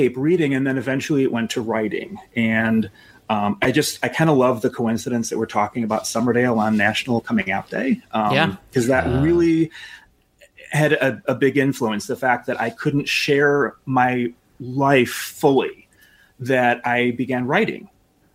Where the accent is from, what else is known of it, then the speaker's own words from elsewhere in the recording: Chicago West Suburbs, Illinois, United States; So I'm a Chicagoan. I grew up in the West Suburbs, and I've lived in Chicago for about 12 years in the city.